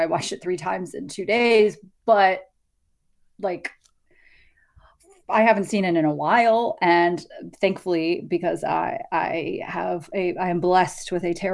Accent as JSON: {"language": "English", "region": "Maryland", "country": "United States", "said": "I'm from Maryland"}